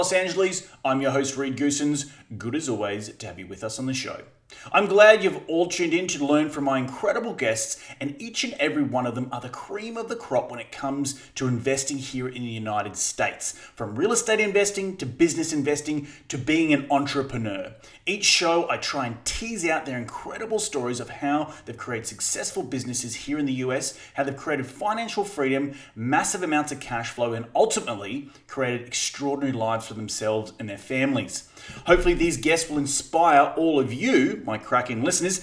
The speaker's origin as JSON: {"language": "English", "country": "Australia", "said": "I'm Australian"}